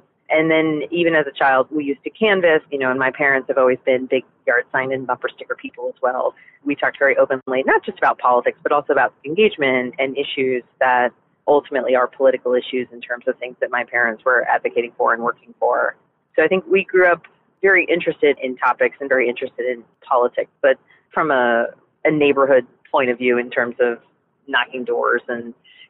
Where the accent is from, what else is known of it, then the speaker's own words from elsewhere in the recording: Virginia, United States; also born or lived in New Jersey, United States; I was born in New Jersey, and we moved up and down the East Coast until we settled in Virginia, and my parents stayed there and retired there.